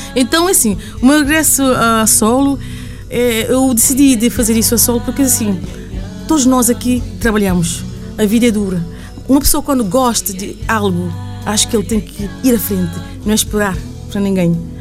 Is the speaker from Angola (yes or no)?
no; Castelão, Santiago Island, Cape Verde; now in Luxembourg; na Ilha Santiago, onde nasci